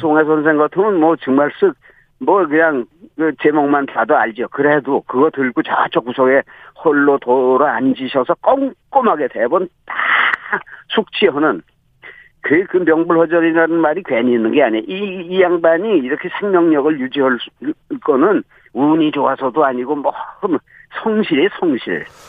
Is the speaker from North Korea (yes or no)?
yes; Hwanghae, North Korea; now in South Korea; 황해도에서 태어난 사람이니까